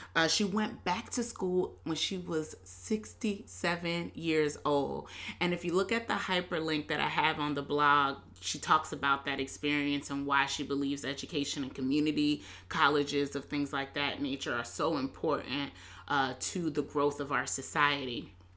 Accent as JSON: {"language": "English", "town": "Hampton", "region": "Virginia", "country": "United States", "tie": "born or raised there", "said": "I'm from Hampton, Virginia."}